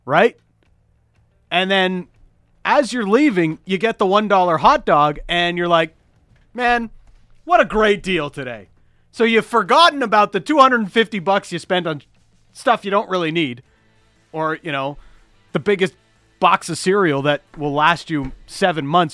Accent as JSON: {"language": "English", "town": "Toronto", "region": "Ontario", "country": "Canada", "moved": "yes", "lives_now": "Vancouver, Canada", "said": "I'm the guy from Toronto"}